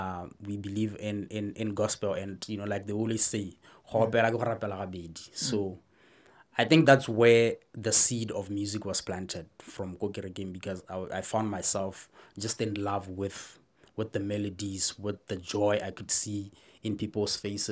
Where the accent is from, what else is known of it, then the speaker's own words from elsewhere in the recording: Palapye, Central District, Botswana; I was born and raised in Phalaphe.